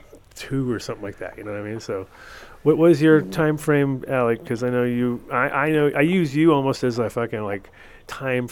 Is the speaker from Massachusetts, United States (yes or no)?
no; Narragansett Bay, Rhode Island, United States; now in Colorado, United States; I was growing up in Narragansett Bay, and all these guys were lobster fishermen.